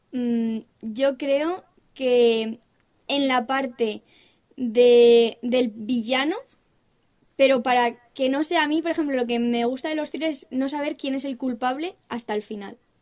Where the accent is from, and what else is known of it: Castilla-La Mancha, Spain